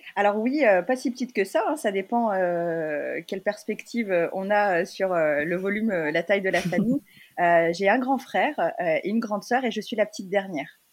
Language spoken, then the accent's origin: French; Lyon, Auvergne-Rhône-Alpes, France; moved away as an adult; also born or lived in Hong Kong; now in Paris, France; je suis, née, j'ai grandi à Lyon